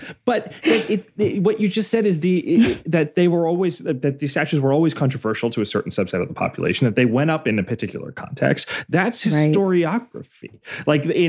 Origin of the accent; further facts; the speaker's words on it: Northeast, United States; because I grew up in the Northeast probably mostly.